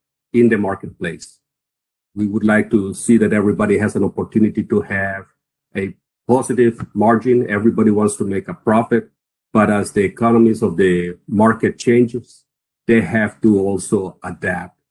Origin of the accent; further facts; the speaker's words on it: Costa Rica; moved away as an adult; also born or lived in Texas; now in United States; I started in Costa Rica. I'm from Costa Rica